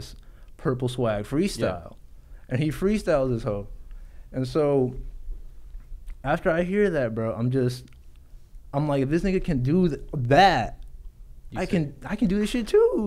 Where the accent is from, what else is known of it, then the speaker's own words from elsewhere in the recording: Garland, Texas, United States; also born or lived in South Dallas; I grew up in Garland. I was born in South Dallas.